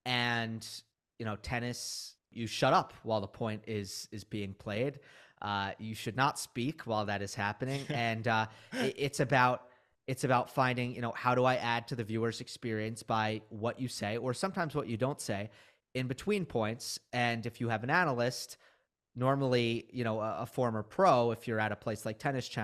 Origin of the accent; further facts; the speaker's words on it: Westchester, New York, United States; I grew up in Westchester, New York. So I go into the US Open.